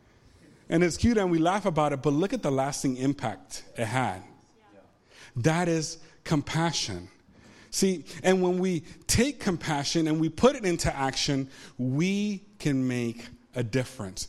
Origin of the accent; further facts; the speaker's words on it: Ponce, Puerto Rico; moved away; I grew up in Puerto Rico